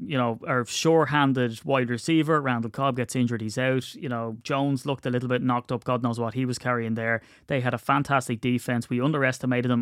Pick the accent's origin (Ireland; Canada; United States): Ireland; we're Irish